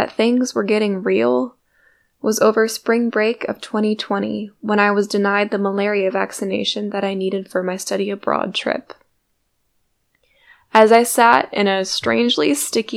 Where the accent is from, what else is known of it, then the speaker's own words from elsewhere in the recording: Binghamton, New York, United States; my hometown